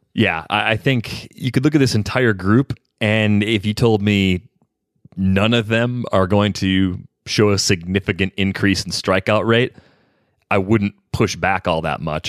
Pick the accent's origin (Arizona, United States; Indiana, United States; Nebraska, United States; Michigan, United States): Michigan, United States; West; growing up in West Michigan